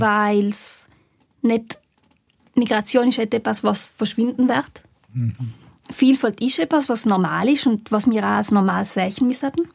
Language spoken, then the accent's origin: German; South Tyrol, Trentino-Alto Adige, Italy; wir als Südtiroler